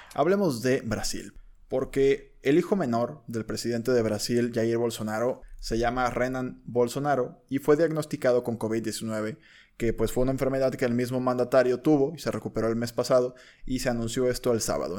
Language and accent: Spanish; Mexico; somos mexicanos. Somos mexicanos